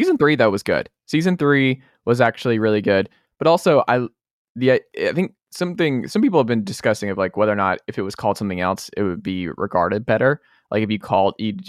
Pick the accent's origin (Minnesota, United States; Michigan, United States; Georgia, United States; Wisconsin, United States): Georgia, United States; now in Knoxville, United States; coming to you live from Knoxville, Tennessee, Everything School HQ, down there in my home state, Atlanta, Georgia